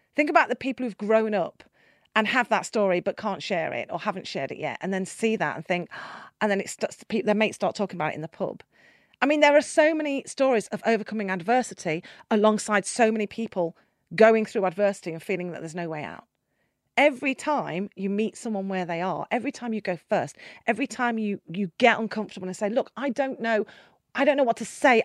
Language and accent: English; Nottingham, East Midlands, United Kingdom; half Nottingham 'cause that's where I was born.